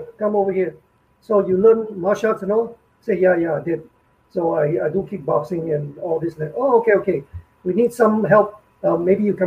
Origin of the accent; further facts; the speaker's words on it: Singapore; when I came out from the National Service in Singapore. So we have to serve the army for 2 years